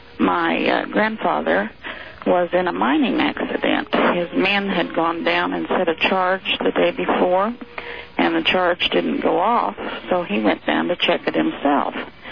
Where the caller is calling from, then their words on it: Oklahoma, United States; I'm calling from Oklahoma, and I'm listening to KFH in Wichita, Kansas.